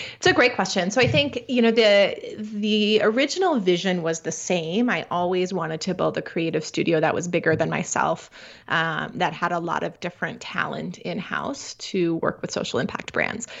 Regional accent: Midwest, United States; I grew up in the Midwest

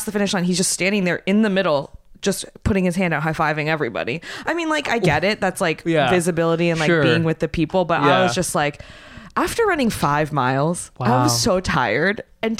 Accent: San Francisco, California, United States; I am from San Francisco.

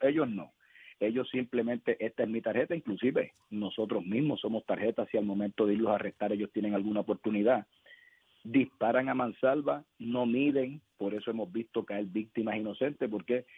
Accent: Puerto Rico; como puertorriqueño

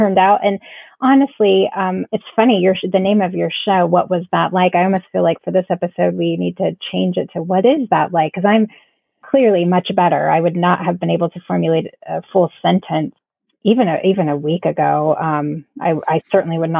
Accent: Florida, United States; now in South Carolina, United States; We're originally from Florida

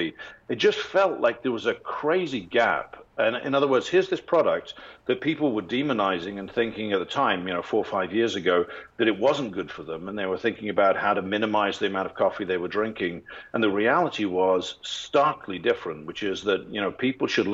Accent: England, United Kingdom; moved away; I'm English

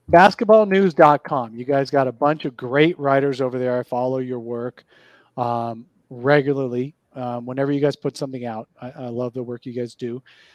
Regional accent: Erie, Pennsylvania, United States; moved away; I grew up in Erie, Pennsylvania

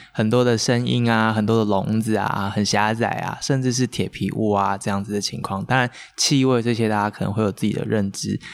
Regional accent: Kaohsiung, Taiwan; 在我长大的地方

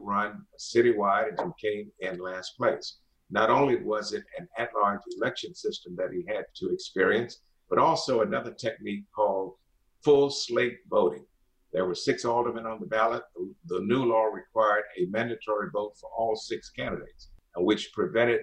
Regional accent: Wilson, North Carolina, United States; finally settled in Wilson, North Carolina, my hometown, in 1928

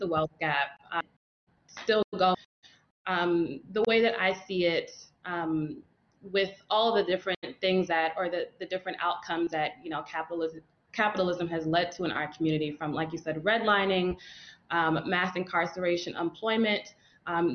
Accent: New York City, New York, United States; growing up in Brooklyn, New York, my neighborhood went through so many changes

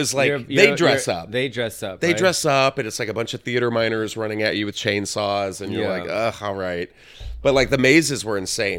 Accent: San Antonio, Texas, United States; San Antonio.

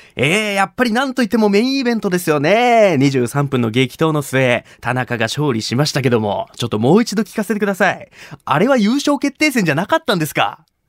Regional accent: Shimabara, Nagasaki, Japan; 高校時代に地元長崎島原の有明の体育館で

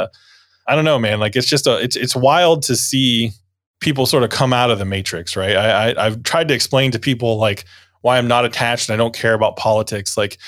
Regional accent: Middleburg, United States; other churches that I grew up in here in Middleburg

